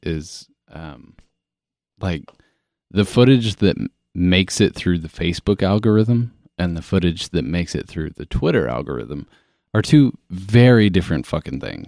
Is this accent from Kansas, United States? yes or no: yes; Kansas, United States; growing up in a small town in fucking Midwest, Kansas.